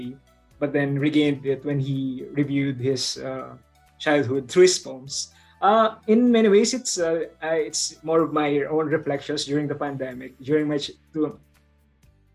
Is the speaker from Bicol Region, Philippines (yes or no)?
yes; Bicol Region, Philippines; I come from the Philippines, specifically from the Bicol region here.